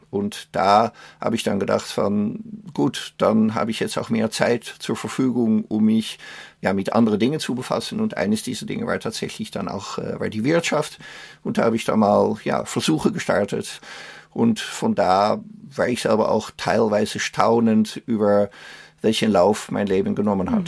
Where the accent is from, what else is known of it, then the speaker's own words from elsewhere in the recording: Netherlands; German is a second language; also born or lived in Austria / Luxembourg / Belgium / Germany; now in Emmerich, Germany; Meine Heimat ist Holland, sind die Niederlande